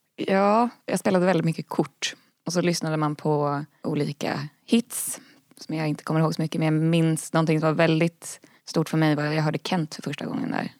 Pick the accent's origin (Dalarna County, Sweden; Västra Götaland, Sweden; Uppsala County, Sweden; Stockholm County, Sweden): Stockholm County, Sweden; Ösmo; moved away; det var en väldigt fin plats där jag växte upp